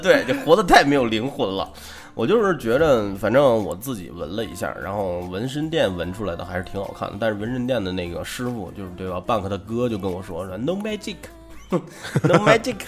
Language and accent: Chinese; China; 作为一个中国人